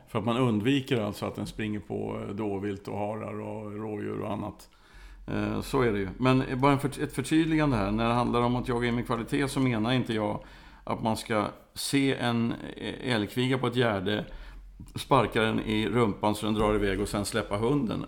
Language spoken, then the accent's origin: Swedish; Värmland forests, Sweden; Jag kommer från, delvis från Värmlandsskogarna